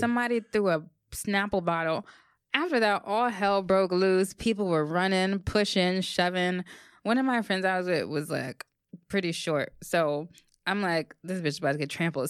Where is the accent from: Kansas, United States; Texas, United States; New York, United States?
New York, United States; New York City; I'm from the Bronx